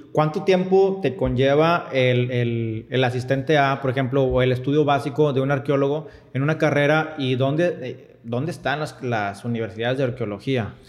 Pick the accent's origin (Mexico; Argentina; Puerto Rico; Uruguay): Mexico; Monterrey, Nuevo León; yo estoy de Monterrey